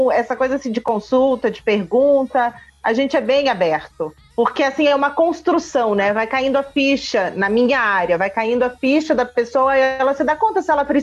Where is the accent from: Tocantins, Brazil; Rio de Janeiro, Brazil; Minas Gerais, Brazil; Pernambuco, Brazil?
Rio de Janeiro, Brazil; Ai, eu cresci no Rio, adoro. Só o cheiro do Rio eu me sinto em casa.